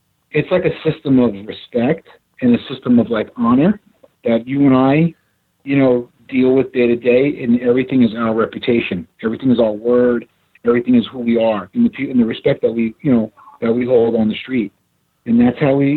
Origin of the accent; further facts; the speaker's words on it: New York City, New York, United States; growing up in Ridgewood, Queens, I'm of Sicilian and Italian descent, and I speak Sicilian dialect